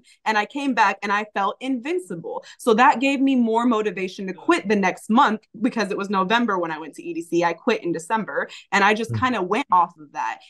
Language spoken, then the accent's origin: English; California, United States; I was from California